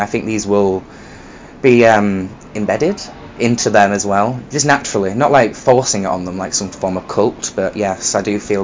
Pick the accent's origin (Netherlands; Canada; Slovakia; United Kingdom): United Kingdom; Leeds, Yorkshire and the Humber; also born or lived in near Glasgow, Scotland; I was born in a town just outside Glasgow in Scotland, but I grew up in a city called Leeds in West Yorkshire